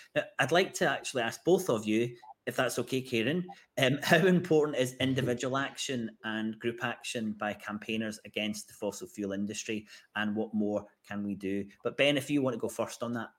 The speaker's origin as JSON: {"language": "English", "town": "Glasgow", "region": "Scotland", "country": "United Kingdom", "tie": "born or raised there", "said": "my hometown of Glasgow."}